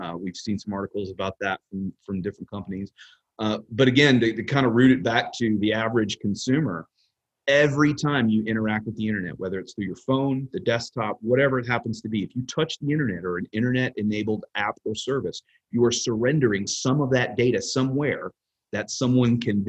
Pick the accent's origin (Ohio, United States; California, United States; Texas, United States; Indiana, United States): Texas, United States; So looking at things from a state actor level, as a Texan, just kind of going to work every day, it's not something that you should necessarily be afraid of all the time.